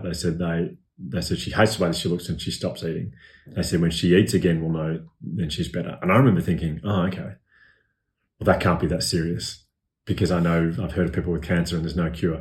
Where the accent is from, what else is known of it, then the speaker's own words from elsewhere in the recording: Melbourne, Victoria, Australia; I grew up here in Melbourne